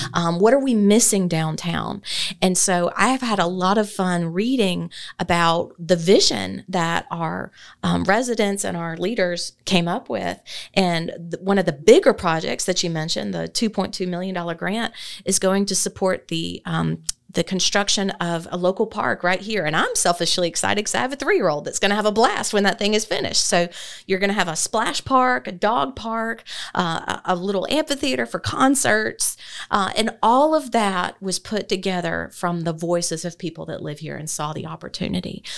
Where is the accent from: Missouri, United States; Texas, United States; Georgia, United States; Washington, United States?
Georgia, United States; Athens; moved away as an adult; also born or lived in Moultrie, Colquitt County; now in Thomson, United States; I was born and raised in Athens